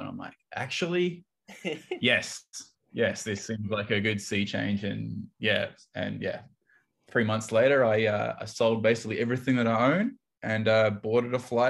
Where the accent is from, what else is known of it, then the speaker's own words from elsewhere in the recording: Perth, Western Australia, Australia; now in Hanoi, Vietnam; I'm from Perth in Australia, which is basically the only city on the west coast of Australia.